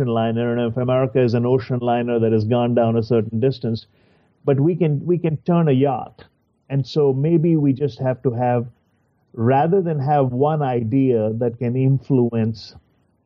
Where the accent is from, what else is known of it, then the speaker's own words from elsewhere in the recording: India; moved away as an adult; now in United States; I also grew up in the same country you're talking about, and I also speak, I still have an accent